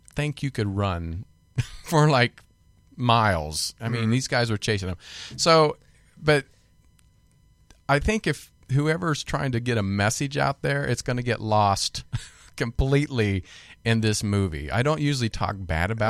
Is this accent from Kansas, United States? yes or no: yes; Kansas, United States; I'm from Kansas